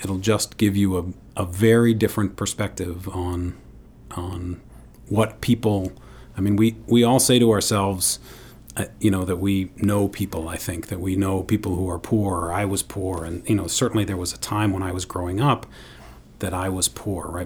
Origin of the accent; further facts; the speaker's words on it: New York City, New York, United States; I grew up in New York City with my father